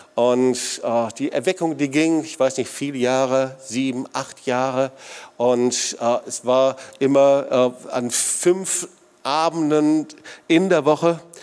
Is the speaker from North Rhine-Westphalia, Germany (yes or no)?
yes; Sauerland, North Rhine-Westphalia, Germany; now in Swabian Jura area, Germany; ich komme aus dem Sauerland